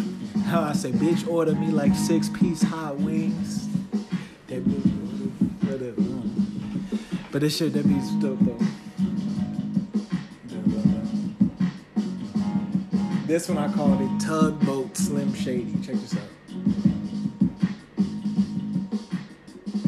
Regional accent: Chicago, Illinois, United States; I'm from Chicago

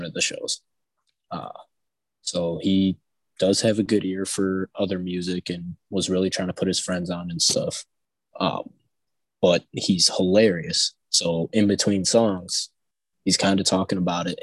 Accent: Midwest, United States; I'm a kid from the Midwest

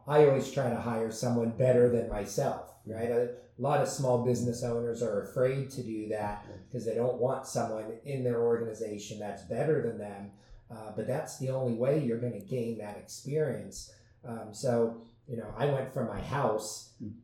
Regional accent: San Diego, California, United States; I grew up in San Diego

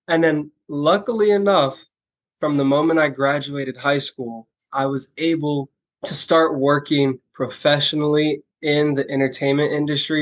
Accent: Orlando, Florida, United States; the first job that I got was dancing for my hometown NBA team, the Orlando Magic

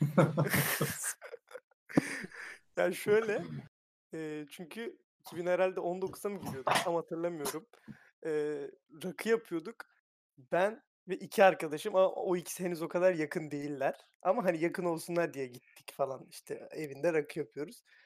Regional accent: Thrace, Turkey; Trakyalıyım ben

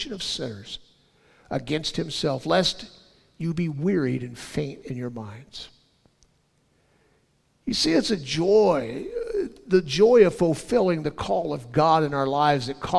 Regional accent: Southern California, United States; I was born and raised in Southern California

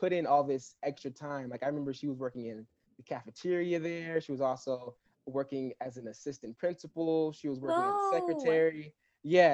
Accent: Los Angeles County, California, United States; I grew up in Los Angeles County. Basically in about 30 minutes from the actual like downtown Los Angeles

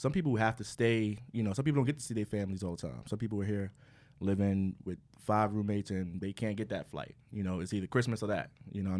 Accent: New York, United States; we live in New York, and we're from New York

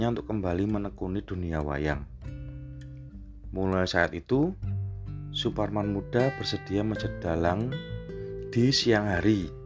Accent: Yogyakarta, Special Region of Yogyakarta, Indonesia; biasanya kita, orang Jogja itu nyebutnya wayangan awan

